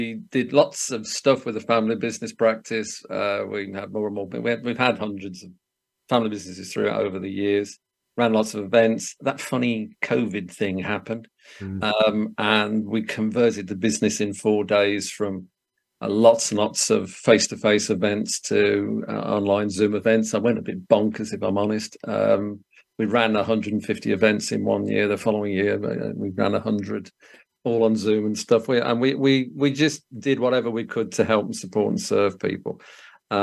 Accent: Solihull, West Midlands, United Kingdom; accent: Brummie; now in Worcestershire, United Kingdom; I'm a Brummy from Solihull.

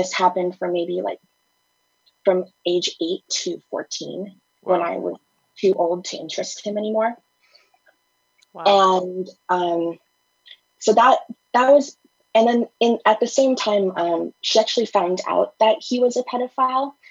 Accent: United States; also born or lived in Thailand; I was kidnapped from my father when I was 5 and brought to the US

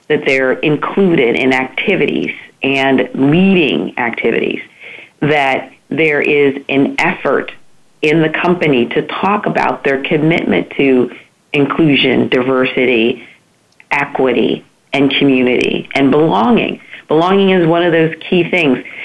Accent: Central Pennsylvania, United States; I grew up in Central PA

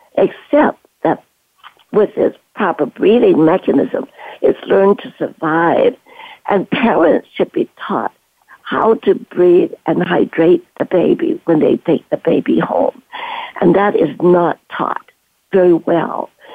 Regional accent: Canada; moved away as an adult; also born or lived in Guangzhou, China / Stanford, California, United States; I am Chinese and from Canton moving to Canada, brought up there

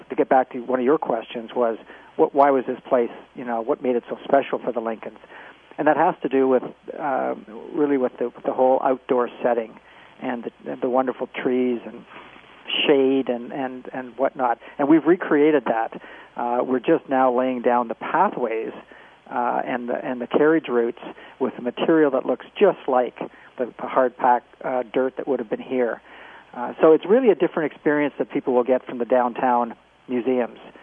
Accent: Canada; moved away as an adult; also born or lived in Nantucket, Massachusetts; now in United States; I'm a Canadian, if, if uh, no one's guessed with the accent. But I've been in the states for a while.

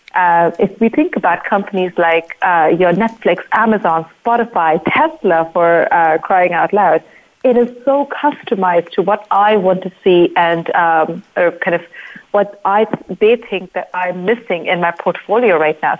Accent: India; I'm from India

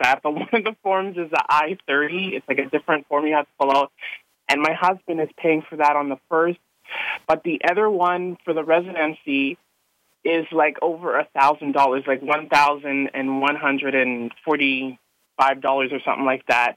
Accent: Canada; now in United States; I'm actually originally from Canada, but I'm here in the U.S. and I'm living here.

